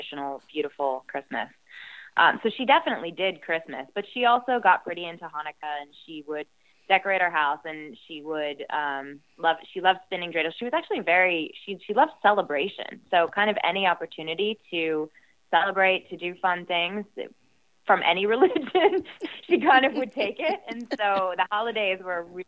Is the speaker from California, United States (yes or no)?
no; Southern Ohio, United States; also born or lived in near London, United Kingdom; now in London, United Kingdom; I was growing up in Southern Ohio, very different political beliefs than most of the people around us.